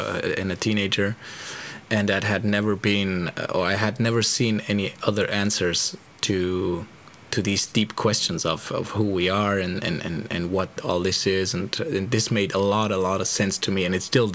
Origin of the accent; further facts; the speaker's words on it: Germany; English is a second language; now in Spain; I'm living in Spain, so I'm constantly between the three languages. I was born in Germany